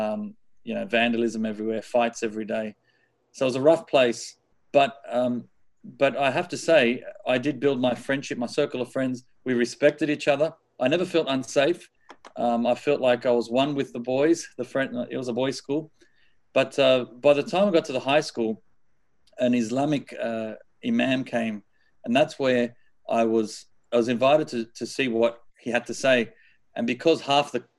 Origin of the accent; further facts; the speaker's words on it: Sydney, New South Wales, Australia; I was born here in Sydney, Australia. And we were raised I think in the early days as a normal Catholic family.